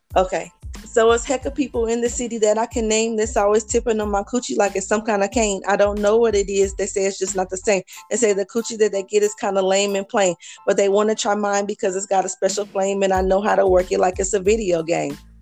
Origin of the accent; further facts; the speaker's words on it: Decatur, Illinois, United States; moved away as an adult; now in Indianapolis, United States; Decatur, Illinois, which is my hometown